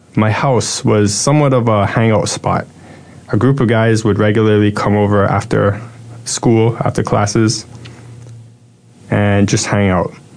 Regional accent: Toronto, Ontario, Canada; I was born in Toronto, Canada

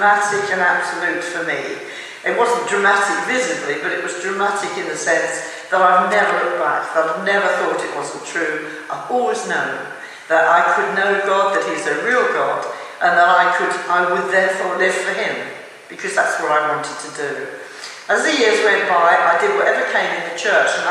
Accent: south of England, United Kingdom; now in Wales, United Kingdom; I'm from England, living in Wales. I was born in the south of England during the Second World War

